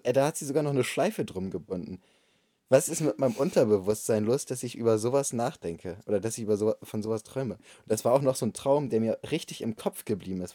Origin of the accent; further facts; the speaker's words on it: Bremen, Germany; ich komme aus Bremen.